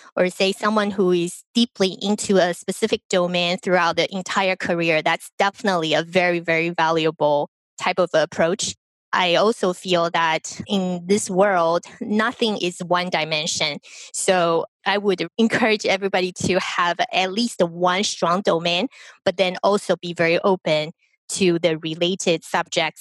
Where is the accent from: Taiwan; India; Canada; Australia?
Taiwan; moved away as an adult; now in United States; I was born in Taiwan. I came to the United States for school